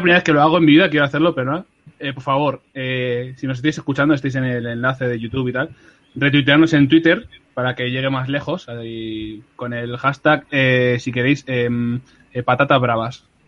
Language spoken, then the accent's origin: Spanish; Madrid, Community of Madrid, Spain; en San Blas, donde yo nací, crecí, viví